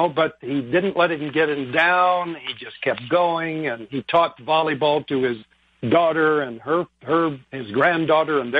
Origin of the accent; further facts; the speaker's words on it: El Segundo, California, United States; I grew up in El Segundo, which is right on the ocean in just south of LAX.